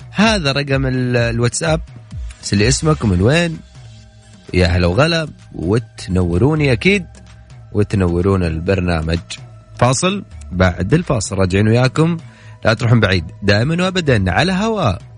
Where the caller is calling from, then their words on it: Mecca, Makkah Province, Saudi Arabia; من مكة